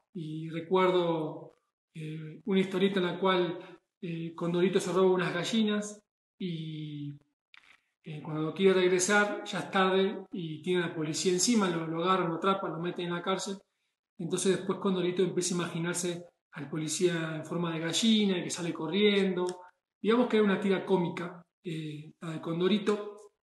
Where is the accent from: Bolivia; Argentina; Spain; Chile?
Argentina; moved away as an adult; now in Puebla, Mexico; de Argentina, que fue donde nací, donde crecí